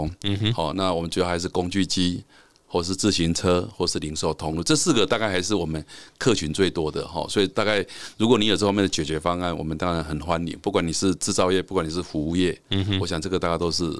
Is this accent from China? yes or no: no; Taiwan; 我们台湾人很聪明，